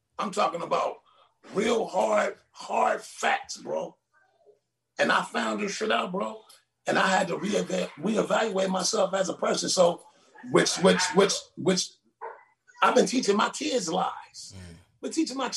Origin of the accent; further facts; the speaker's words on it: Compton, California, United States; moved away as an adult; now in Las Vegas, United States; I'm from Compton, California.